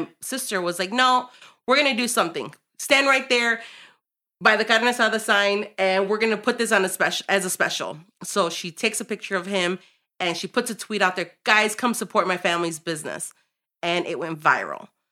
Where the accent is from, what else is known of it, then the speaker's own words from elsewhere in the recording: Chicago, Illinois, United States; I'm born and raised in Chicago